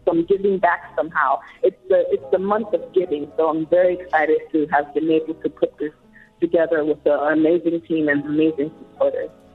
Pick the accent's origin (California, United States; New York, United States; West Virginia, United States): New York, United States; New York City; I actually grew up in, in the Bronx